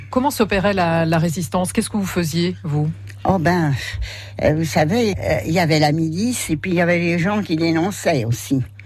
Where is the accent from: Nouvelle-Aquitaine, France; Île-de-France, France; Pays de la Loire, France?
Île-de-France, France; Gagny; also born or lived in Pantin; now in Sainte-Hermine, France; je suis née à Pantin